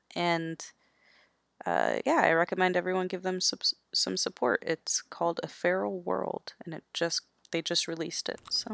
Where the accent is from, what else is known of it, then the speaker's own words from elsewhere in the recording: Florida, United States; I grew up in Florida